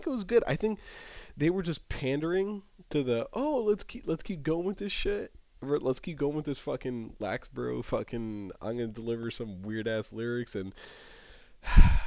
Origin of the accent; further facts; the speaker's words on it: the South, United States; As a Southerner